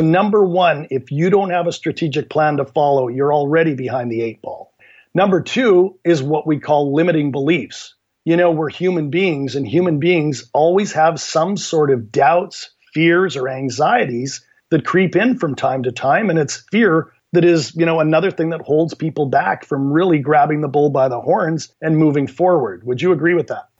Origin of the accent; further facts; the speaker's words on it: Canada; also born or lived in Vancouver, Canada; my background is I'm from Canada, live in Vancouver, Canada